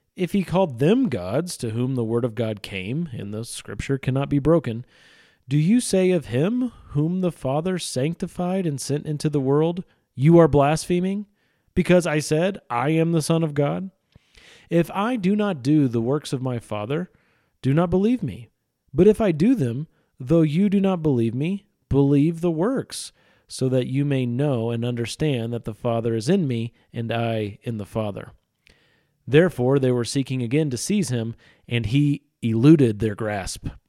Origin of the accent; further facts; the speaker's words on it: Missouri, United States; Midwestern sensibility that I have. I'm from Missouri.